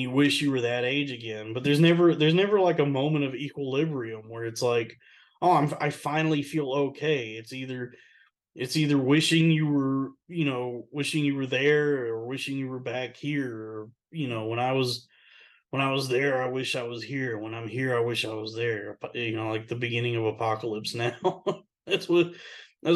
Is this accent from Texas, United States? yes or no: yes; Texas, United States; moved away; I miss growing up in Texas. That was such a good time. What a fun place to grow up, Texas